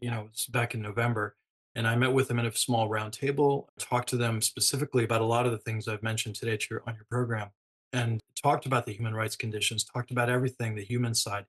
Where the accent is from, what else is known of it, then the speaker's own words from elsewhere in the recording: Gaza Strip, Palestine; now in Virginia, United States; I'm a physician, I'm a person from Gaza